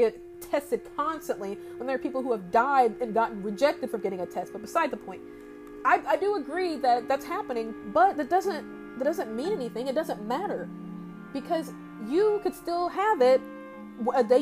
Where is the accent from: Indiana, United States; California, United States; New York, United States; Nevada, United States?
Indiana, United States; I'm a Hoosier, I'm from Indiana, I've been here for over 20 years of my life